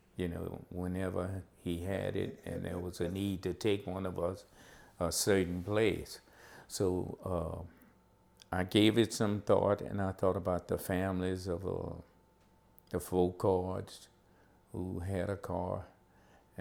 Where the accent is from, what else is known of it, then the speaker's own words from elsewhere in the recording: Baldwin, Louisiana, United States; I grew up in Baldwin